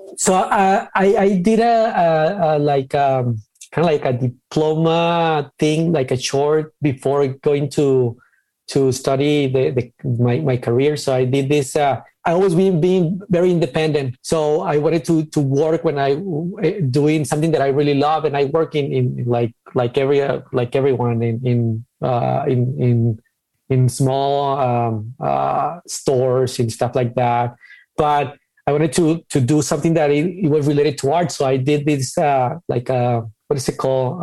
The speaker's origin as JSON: {"language": "English", "town": "Ciudad Juárez", "region": "Chihuahua", "country": "Mexico", "tie": "born or raised there", "also_born_or_lived": "Guadalajara", "moved": "as an adult", "said": "I'm from Mexico, specifically from uh, Ciudad Juarez, uh, the border in between uh, El Paso, Texas, and Mexico, Chihuahua, the state"}